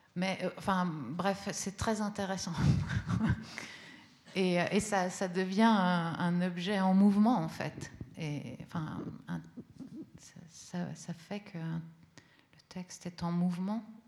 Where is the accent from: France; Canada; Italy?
Italy; first language Italian; French is a second language; moved away; l'italien, c'est ma langue euh, d'enfant